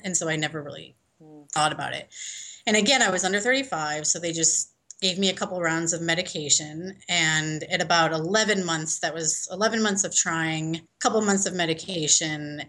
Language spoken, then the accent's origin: English; Chicago, Illinois, United States; moved away as an adult; also born or lived in New Zealand; now in Denver, United States; I'm originally from Chicago